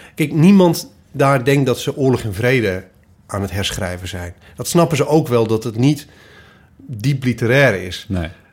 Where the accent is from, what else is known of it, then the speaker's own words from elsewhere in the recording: Twente, Overijssel, Netherlands; also born or lived in Goor; now in Cologne, Germany; ik kom uit Twente. Of tenminste ben ik groot geworden.